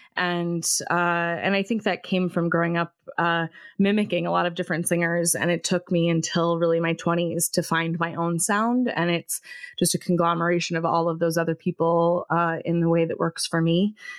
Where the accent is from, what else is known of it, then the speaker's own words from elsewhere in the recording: Davenport, Iowa, United States; now in Ithaca, United States; I grew up in Davenport, Iowa, and I have lived almost since I left Iowa, I've lived in Ithaca, New York